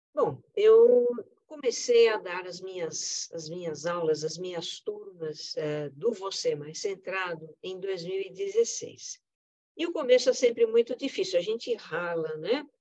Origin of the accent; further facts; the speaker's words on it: Brazil; eu como brasileira